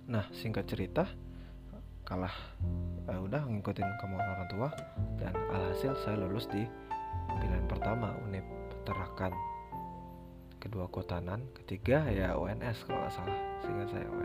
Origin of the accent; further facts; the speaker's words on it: Sumatra, Indonesia; kita orang Sumatera ngobrol sama Jawa pasti rada keras dong